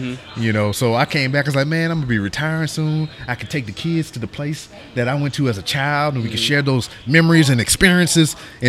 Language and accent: English; Louisiana, United States; moved away as an adult; I'm from Louisiana. That's where I was born and raised until I joined the military.